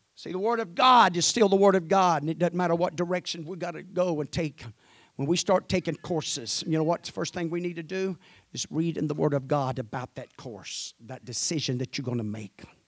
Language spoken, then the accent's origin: English; Mississippi, United States; I'm from Mississippi.